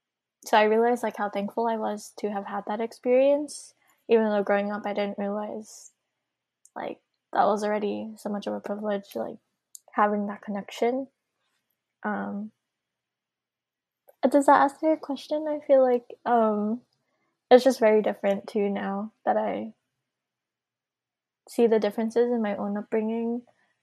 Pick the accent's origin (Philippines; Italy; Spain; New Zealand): Philippines; now in Hawaii, United States; that was such a barrier between me and my family back home in the Philippines.